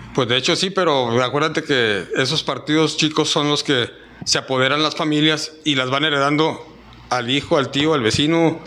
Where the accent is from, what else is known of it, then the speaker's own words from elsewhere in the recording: Reynosa, Tamaulipas, Mexico; also born or lived in Chihuahua; Yo en Chihuahua nada más nací a los ocho meses, me trajeron para Reynosa, o ni modo que, diga, que, diga, que yo diga que soy de Chihuahua, no, canijo, yo nada más nací allá, pero yo soy de aquí de Reynosa